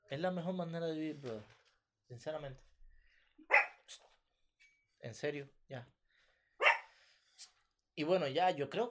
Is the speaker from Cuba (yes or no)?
yes; Cuba; moved away; Sí, nosotros somos de Cuba, pero eh, no estamos cerca del mar.